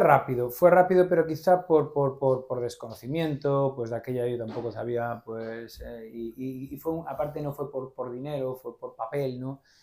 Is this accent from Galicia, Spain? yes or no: yes; Vigo, Galicia, Spain; also born or lived in Santiago de Compostela; soy de Vigo, pero bueno, medio de Santiago, nací en Santiago, mi, familia materna es de Santiago y mi madre, pues... Eh, eh, bueno, que me llevó a hacer a Santiago y volví a Vigo, eh, soy de Vigo